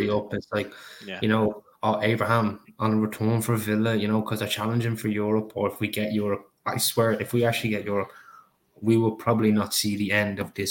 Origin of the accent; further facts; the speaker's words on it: Ireland; I'm Irish